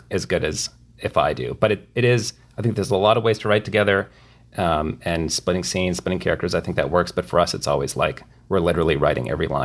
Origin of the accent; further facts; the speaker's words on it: Midwest, United States; we're from the Midwest